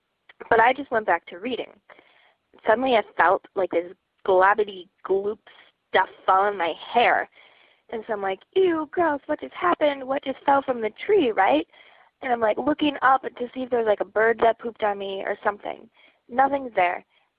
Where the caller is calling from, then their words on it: Minneapolis, Minnesota, United States